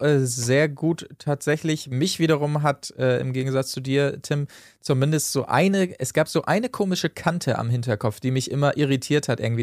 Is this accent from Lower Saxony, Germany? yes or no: yes; Achim, Lower Saxony, Germany; moved away; Achim bei Bremen, da bin ich geboren worden, habe ansonsten allerdings keinen Bezug mehr zu Achim